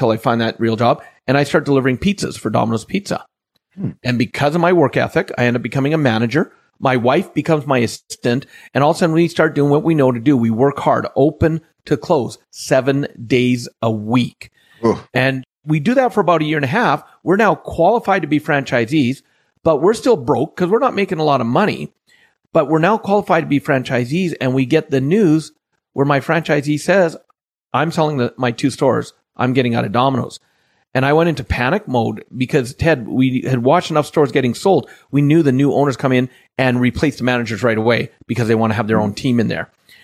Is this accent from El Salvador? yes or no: no; Canada; I'm just a Canadian boy. Born and raised in Canada